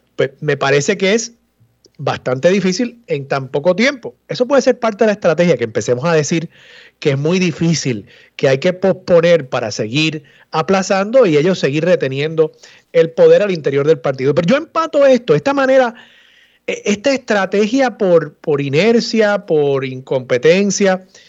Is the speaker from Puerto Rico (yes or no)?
yes; Levittown, Puerto Rico; yo me crié en la segunda sección y nosotros nos creemos pueblo